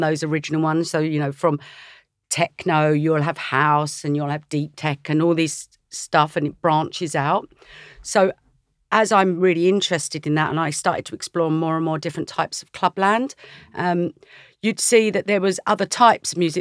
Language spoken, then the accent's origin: English; Essex, East of England, United Kingdom; I was brought up in Essex